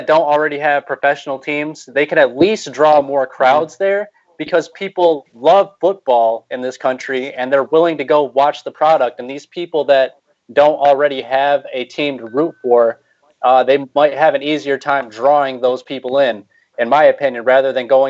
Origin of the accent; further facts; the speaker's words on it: United States; as I'm sure the people aren't able to tell from my accent, I am an Americano.